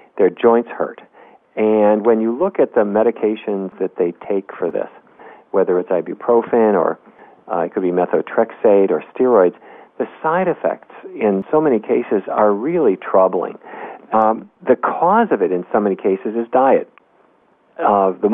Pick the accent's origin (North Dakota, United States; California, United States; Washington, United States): North Dakota, United States; When I was a kid growing up in North Dakota, we didn't eat anything